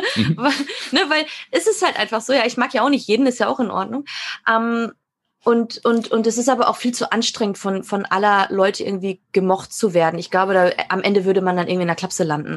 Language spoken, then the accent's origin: German; Münsterland, North Rhine-Westphalia, Germany; moved away; ich bin aus dem Münsterland